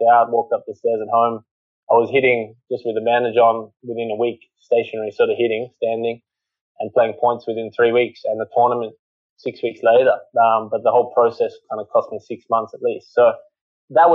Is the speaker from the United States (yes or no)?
no; Australia; also born or lived in England; as an Aussie playing at home